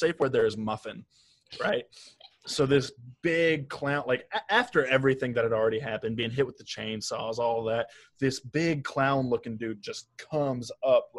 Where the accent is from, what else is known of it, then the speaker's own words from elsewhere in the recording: West Virginia, United States; I'm a redneck from West Virginia